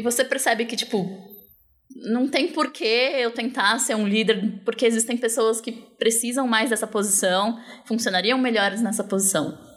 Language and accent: Portuguese; São Paulo, Brazil; Eu sou de São Paulo, sempre morei assim